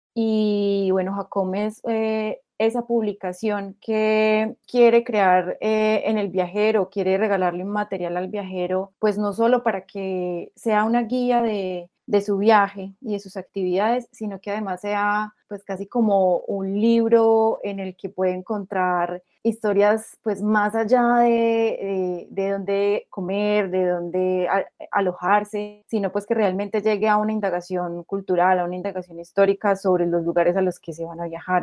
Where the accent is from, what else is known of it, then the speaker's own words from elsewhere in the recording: Antioquia, Colombia; qué es ser antioqueños y cómo como antioqueños viajamos